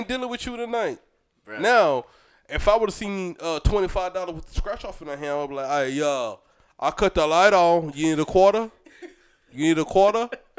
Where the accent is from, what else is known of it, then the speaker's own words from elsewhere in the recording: Brunswick, United States; we grew up in Brunswick together.